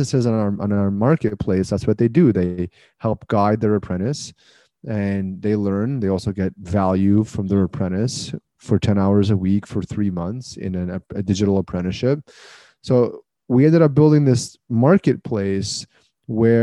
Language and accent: English; Canada; I'm Canadian